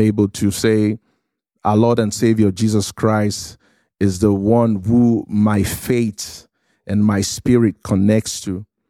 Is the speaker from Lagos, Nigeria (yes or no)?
yes; Lagos, Nigeria; moved away; I was, uh, born and raised in Lagos, Nigeria, in a city called Surulere